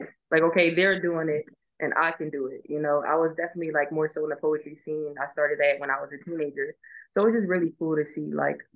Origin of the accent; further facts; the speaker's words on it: Philadelphia, Pennsylvania, United States; moved away as an adult; growing up in Philly